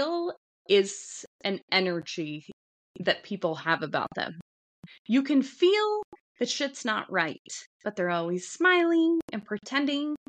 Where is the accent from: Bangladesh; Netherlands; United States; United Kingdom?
United States; Wyoming; where I grew up out in Wyoming